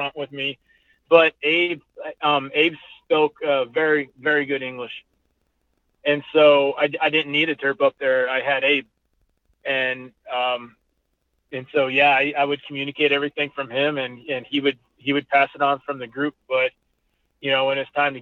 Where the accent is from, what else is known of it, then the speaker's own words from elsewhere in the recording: United States; I'm American